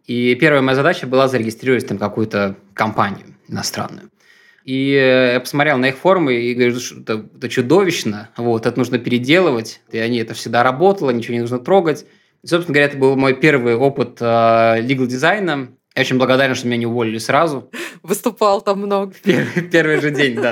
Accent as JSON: {"language": "Russian", "region": "Minsk", "country": "Belarus", "moved": "as an adult", "lives_now": "Russia", "said": "я сам из Минска"}